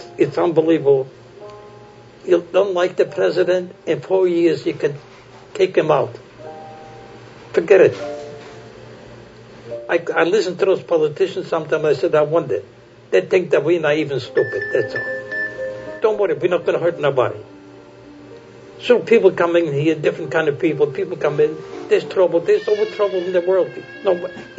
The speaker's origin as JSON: {"language": "English", "country": "Poland", "tie": "born or raised there", "said": "I was born in Poland."}